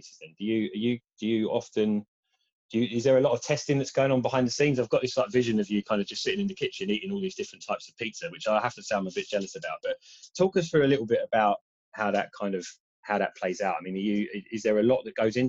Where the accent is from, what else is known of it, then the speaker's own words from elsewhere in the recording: Kent, South East England, United Kingdom; I come from Kent originally.